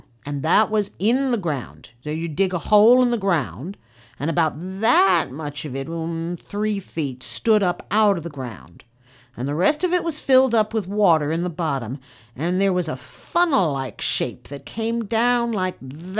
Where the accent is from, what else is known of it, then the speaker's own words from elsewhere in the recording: Rock Tree, California, United States; born there; I was born in Rock Tree. It's about 6 miles northeast of Willits.